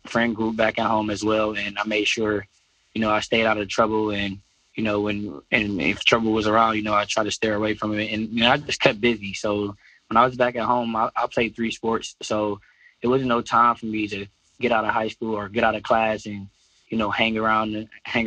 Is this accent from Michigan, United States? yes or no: yes; Detroit, Michigan, United States; born or raised there; moved away